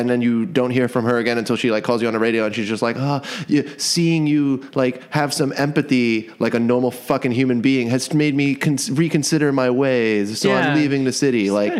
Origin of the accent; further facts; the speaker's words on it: New York City, New York, United States; I am merely from Brooklyn.